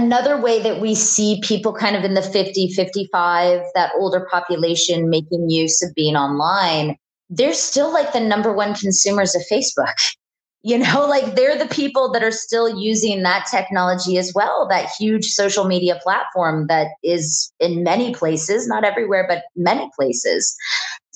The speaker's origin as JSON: {"language": "English", "town": "Houston", "region": "Alaska", "country": "United States", "tie": "born or raised there", "said": "I grew up in Houston, Alaska, which is a small town."}